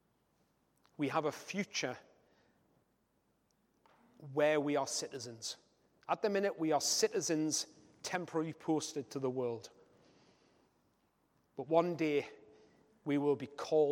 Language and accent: English; Newcastle upon Tyne, North East England, United Kingdom; being a Geordie myself